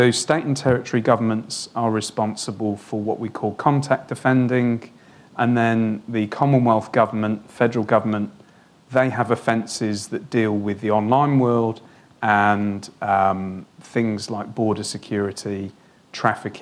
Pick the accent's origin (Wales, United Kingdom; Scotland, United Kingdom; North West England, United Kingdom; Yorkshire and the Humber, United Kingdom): Wales, United Kingdom; moved away as an adult; now in Australia; I'm from Wales